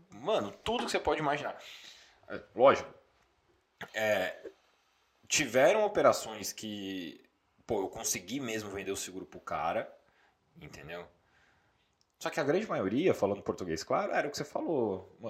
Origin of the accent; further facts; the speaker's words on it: São Paulo, Brazil; sou natural de São Paulo, capital, Zona Norte